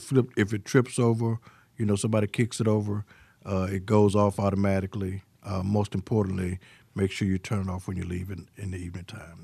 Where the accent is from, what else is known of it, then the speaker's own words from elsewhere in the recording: Pine Bluff, Arkansas, United States; Well, my background, I'm originally from Pine Bluff, Arkansas.